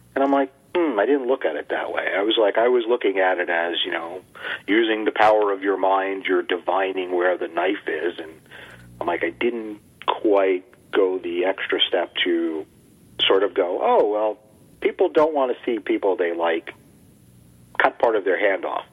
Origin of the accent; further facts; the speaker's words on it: United States; I was raised in the United States